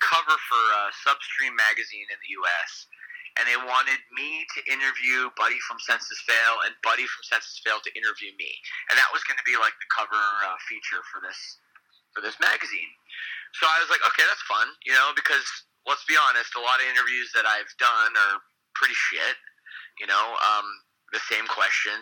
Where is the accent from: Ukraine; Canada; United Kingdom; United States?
Canada; growing up in Canada